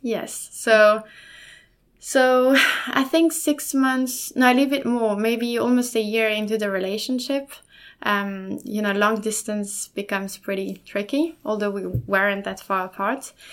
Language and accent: English; Lausanne, Vaud, Switzerland; first language German and French; English is a second language; now in Sweden; I was born in Switzerland, in Lausanne, from two um, from two parents, obviously